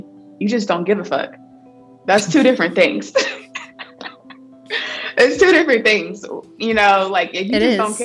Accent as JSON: {"language": "English", "town": "Columbus", "region": "Ohio", "country": "United States", "tie": "born or raised there", "said": "back in my hometown in Columbus, Ohio"}